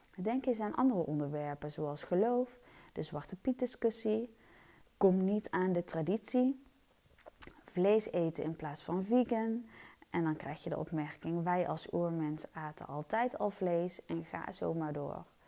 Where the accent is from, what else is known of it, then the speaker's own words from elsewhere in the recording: Eindhoven, North Brabant, Netherlands; moved away as an adult; also born or lived in Stiphout, Helmond; now in Helmond, Netherlands; Ik ben geboren en getogen in Eindhoven